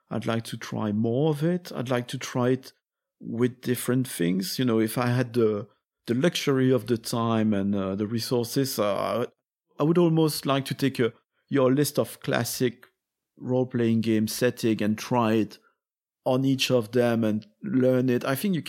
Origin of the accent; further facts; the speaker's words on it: Belgium; also born or lived in France; I'm from Belgium and France, and the similar words of similar political movements are not as sensible.